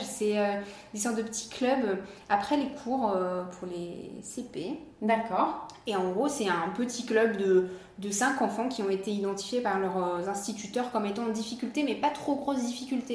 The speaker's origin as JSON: {"language": "French", "town": "Nice", "region": "Provence-Alpes-Côte d'Azur", "country": "France", "also_born_or_lived": "Biarritz / China / Hawaii", "moved": "as an adult", "lives_now": "Cannes, France", "said": "je suis niçoise"}